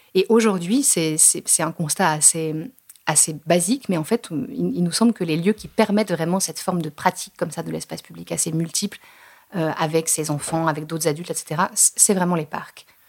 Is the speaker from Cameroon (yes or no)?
no; France; on est français, tous les deux